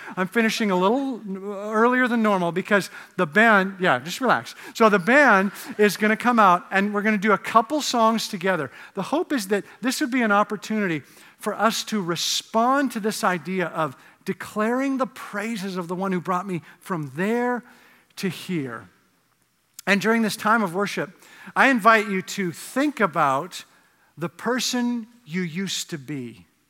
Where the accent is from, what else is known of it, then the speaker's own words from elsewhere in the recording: Canada; moved away; I grew up in Canada where, uh, the drinking age was eighteen